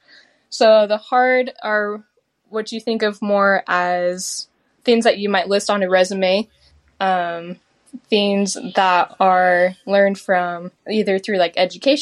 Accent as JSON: {"language": "English", "region": "Utah", "country": "United States", "tie": "born or raised there", "said": "I grew up in Utah, you know, around the mountains up there"}